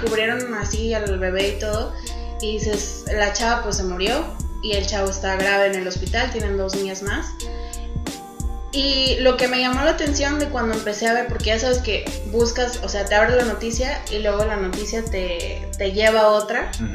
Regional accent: Mexico; soy mexicana

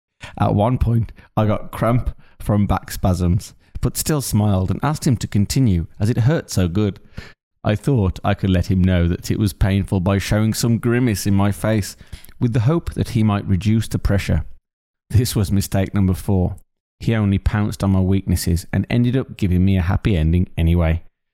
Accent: United Kingdom; I'm too polite. I'm British after all.

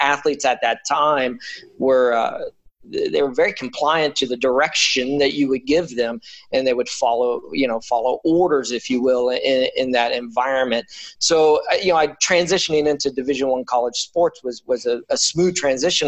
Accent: Daytona Beach, Florida, United States; I grew up in Daytona Beach, Florida, and I was kind of just this beach going kid

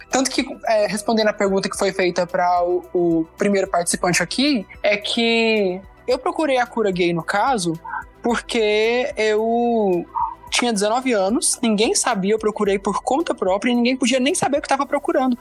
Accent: Anápolis, Goiás, Brazil; eu sou de Anápolis, Goiás

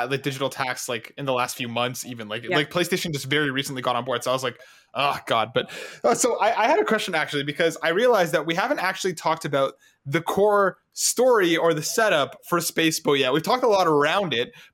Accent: Canada; also born or lived in Toronto; we're Canadian

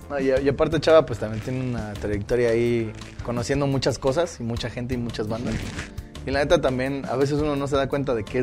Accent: Oaxaca, Mexico; lo tenemos como oaxaqueños, tenemos cosas rescatables

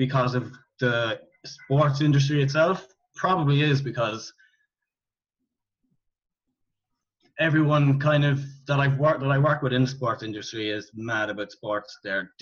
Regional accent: Cork, Munster, Ireland; I'm from Cork in Ireland. I went to play school, primary school, secondary school, college, all in the town that I grew up in.

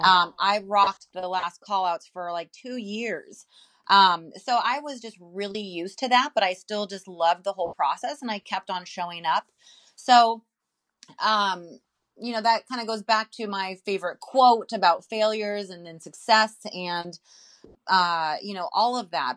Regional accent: Santa Cruz, California, United States; Santa Cruz, California

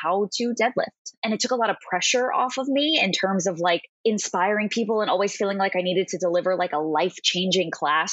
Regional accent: Long Island, New York, United States; also born or lived in Manhattan, New York; I am originally from Long Island, New York. Right now I live on the Upper East Side of Manhattan

